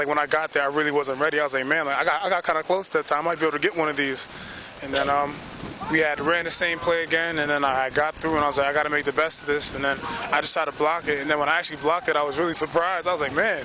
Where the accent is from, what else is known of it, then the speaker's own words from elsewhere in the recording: Poughkeepsie, New York, United States; moved away as an adult; born and raised in Poughkeepsie, New York